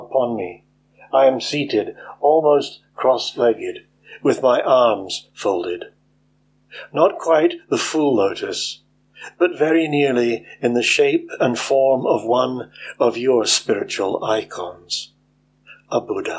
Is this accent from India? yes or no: no; Scotland, United Kingdom; also born or lived in East Neuk of Fife; I'm a Scottish poet based in the East Nook of Fife.